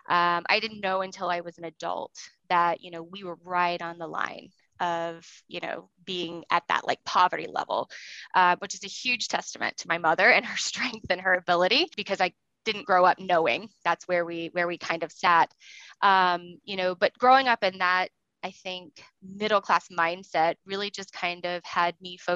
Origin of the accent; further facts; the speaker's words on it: the South, United States; Socially, I grew up in the South and I just assumed I was going to get married